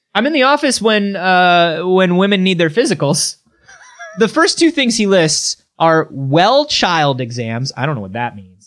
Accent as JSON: {"language": "English", "region": "Florida", "country": "United States", "said": "I'm from Florida"}